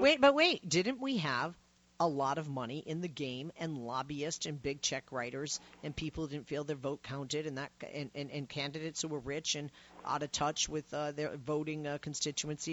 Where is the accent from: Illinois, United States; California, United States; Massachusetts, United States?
Massachusetts, United States; moved away; from my home state originally